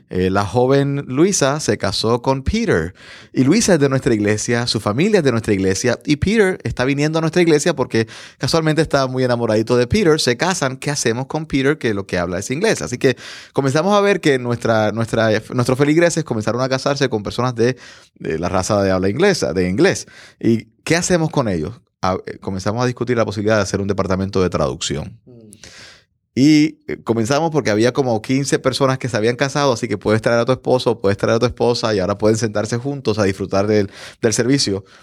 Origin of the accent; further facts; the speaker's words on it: Puerto Rico; now in United States; Hace algunos años me mudé de Puerto Rico para Estados Unidos con una visión, con un sueño.